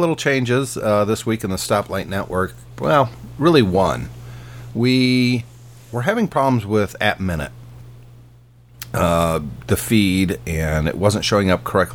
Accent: Michigan, United States; accent: Michigan; my Michigan accent

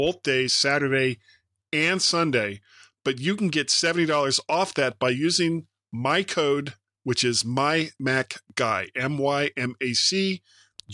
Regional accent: the South, United States; growing up in the South, that's kind of how things work there

